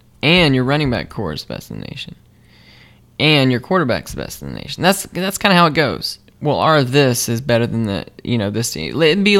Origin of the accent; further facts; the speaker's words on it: South Carolina, United States; I am a product of South Carolina because I was born in South Carolina.